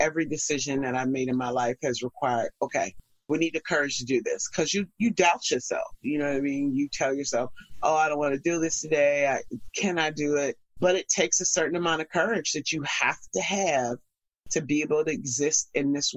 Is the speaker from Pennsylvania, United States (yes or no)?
yes; Pittsburgh, Pennsylvania, United States; moved away as an adult; now in New York, United States; I'm originally from Pittsburgh, Pennsylvania. So I moved here right after doing a gig